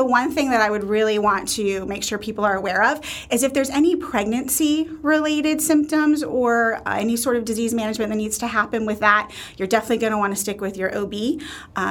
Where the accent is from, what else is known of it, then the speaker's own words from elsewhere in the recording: New Jersey, United States; now in Polk County, Florida, United States; I am originally from New Jersey. Me and my family moved down here in 2005